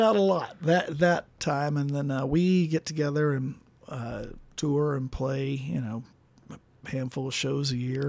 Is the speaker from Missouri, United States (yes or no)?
no; Ouray, Colorado, United States; also born or lived in Mississippi; right before I turned twelve, my parents moved to Colorado